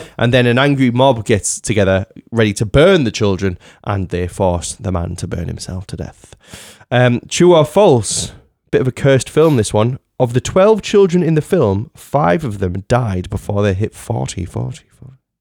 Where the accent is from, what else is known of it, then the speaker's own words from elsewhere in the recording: United Kingdom; we're all British.